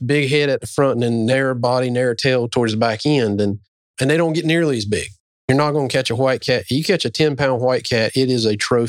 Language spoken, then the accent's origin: English; New Bern, North Carolina, United States; growing up on the Neuse River, just kind of upstream of Newbern.